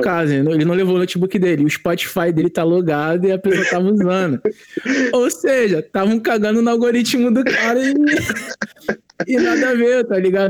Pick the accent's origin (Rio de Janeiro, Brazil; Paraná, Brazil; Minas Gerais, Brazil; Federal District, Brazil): Rio de Janeiro, Brazil; Mesquita; also born or lived in São João de Meriti; de ter nascido em São João, é, de dois, de, com dois anos de idade e morar em Mesquita, porque meus pais estavam se separando, é, e aí ter passado minha infância, minha, minha, minha adolescência em Mesquita